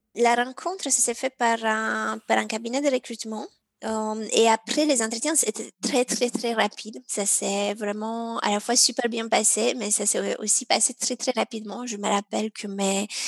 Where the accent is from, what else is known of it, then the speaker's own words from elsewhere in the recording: Romania; moved away; alors moi je suis originaire de la Roumanie.